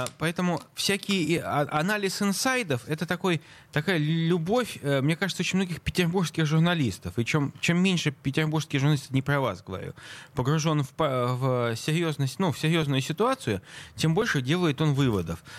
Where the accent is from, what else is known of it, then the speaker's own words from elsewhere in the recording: Saint Petersburg, Russia; я петербуржец